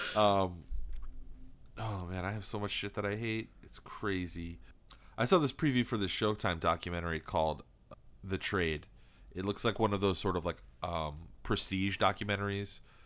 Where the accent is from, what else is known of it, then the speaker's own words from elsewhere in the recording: East Coast, United States; we were raised in the East Coast